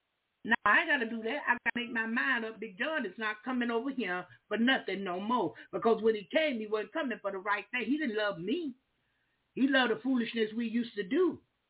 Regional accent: Duval County, Florida, United States; I'm from Duval County

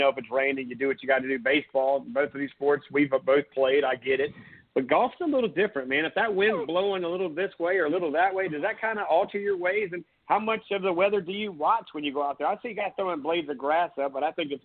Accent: Myrtle Beach, South Carolina, United States; I grew up in Myrtle Beach, so I can putt better than anybody because we've got a billion putt-putt courses

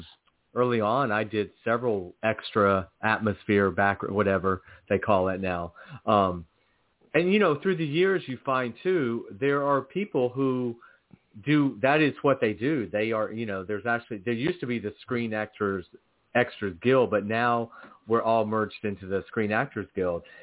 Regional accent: Athens, Georgia, United States; moved away; also born or lived in Atlanta, Georgia; I'm from Athens, Georgia, and I I lived in Atlanta.

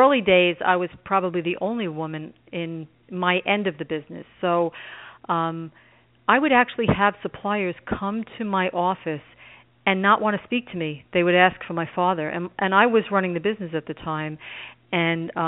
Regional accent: New York City, New York, United States; I grew up in Brooklyn

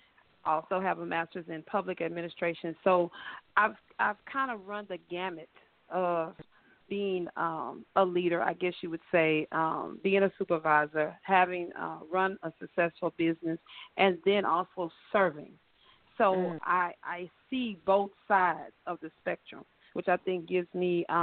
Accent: East Texas, United States; now in Houston, United States; I hail from Texas, just moved to Houston past August for a career change

